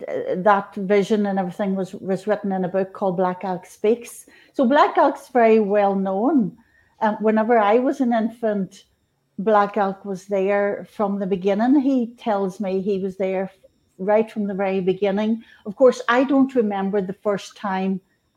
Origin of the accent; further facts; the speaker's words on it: Northern Ireland, United Kingdom; I was born in Northern Ireland. In 1965, Catholic family